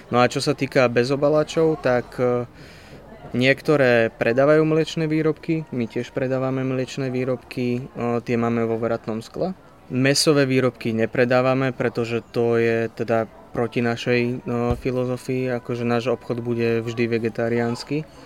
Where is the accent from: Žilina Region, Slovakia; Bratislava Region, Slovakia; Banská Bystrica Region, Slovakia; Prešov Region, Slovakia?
Bratislava Region, Slovakia; Bratislava; moved away as an adult; now in Trenčín, Slovakia; ja som z Bratislavy